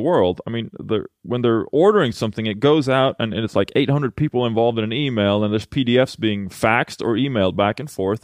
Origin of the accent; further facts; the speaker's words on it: Halmstad, Halland County, Sweden; now in Los Angeles, United States; I'm from Sweden, born and raised in Halmstad